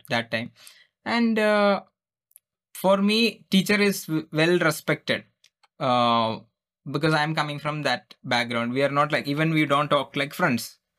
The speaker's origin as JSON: {"language": "English", "region": "Kerala", "country": "India", "second_language": "English", "said": "I am just gone from Kera, Kerala, India. I don't even speak English"}